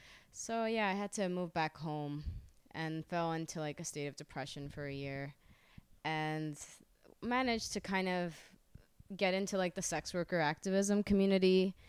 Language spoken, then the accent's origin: English; Honduras